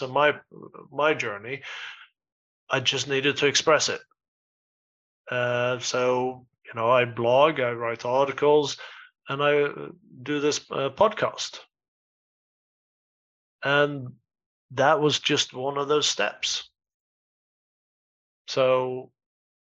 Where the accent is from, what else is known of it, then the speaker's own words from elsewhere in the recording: southern Sweden, Sweden; moved away as an adult; also born or lived in Stockholm / New York / Spain; now in United Kingdom; I am actually from Sweden myself, and but I live in the UK